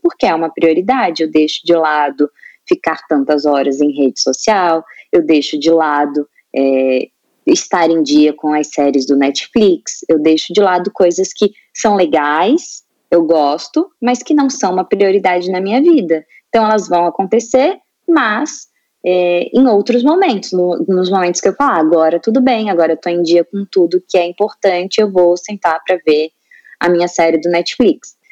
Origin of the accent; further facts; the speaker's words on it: Itajaí, Santa Catarina, Brazil; eu sou de Itajaí, Santa Catarina